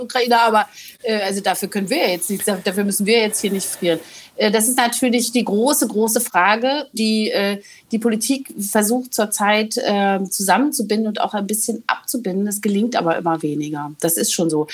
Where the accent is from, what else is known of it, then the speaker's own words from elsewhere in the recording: East Germany, Germany; als Ostdeutsche